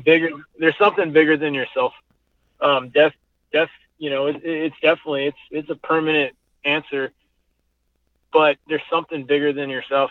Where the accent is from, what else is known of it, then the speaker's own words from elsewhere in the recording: United States; I'm American